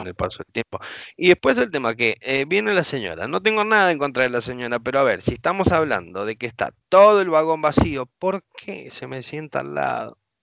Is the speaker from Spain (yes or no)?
no; Argentina; como todo argentino